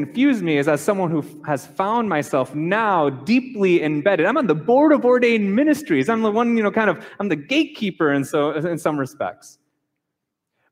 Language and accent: English; Minnesota, United States; I grew up in Minnesota, so there was many Catholics that were there and many Lutherans